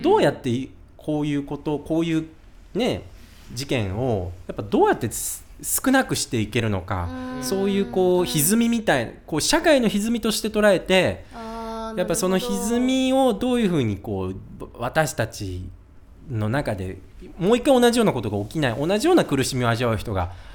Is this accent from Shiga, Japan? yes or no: no; Kitakyushu, Fukuoka, Japan; also born or lived in Yamaguchi; now in Tokyo, Japan; 福岡北九州出身だけど、うもうなんていうのつまんねえやと思って東京に出てきた